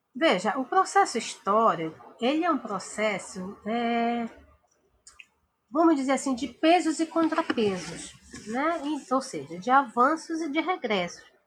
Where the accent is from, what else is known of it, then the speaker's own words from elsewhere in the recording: Amazon, Brazil; muito perto de onde eu sou, que é da região amazônica